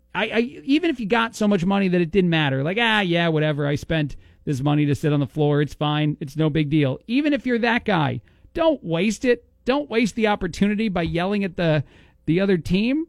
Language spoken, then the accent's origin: English; East Coast, United States; now in Bloomington, United States; I'm from the East Coast